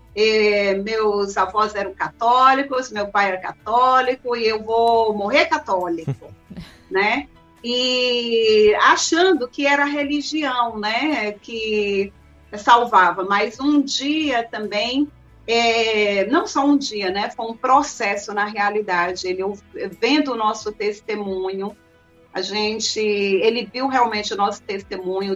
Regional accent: Crateús, Ceará, Brazil; also born or lived in Brasília; now in Fortaleza, Brazil; Eu nasci em Brasília, mas fui criada em Crateús

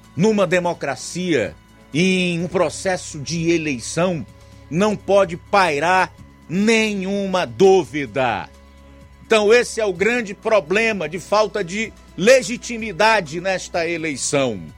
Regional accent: Brazil; somos brasileiros

